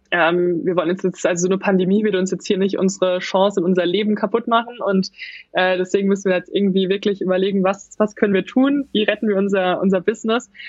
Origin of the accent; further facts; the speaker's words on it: Baden-Württemberg, Germany; ich komme aus der Nähe von Mannheim